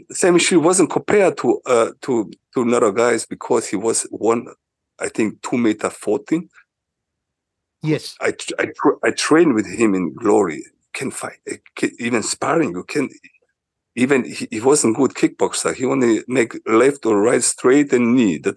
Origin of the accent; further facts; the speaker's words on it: Switzerland; it was in Switzerland and uh, was in my hometown, you know